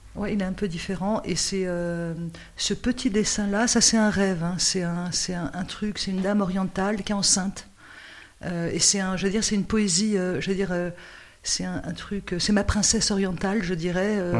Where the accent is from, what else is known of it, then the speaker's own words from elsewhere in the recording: Noisiel, Île-de-France, France; je suis de Noisiel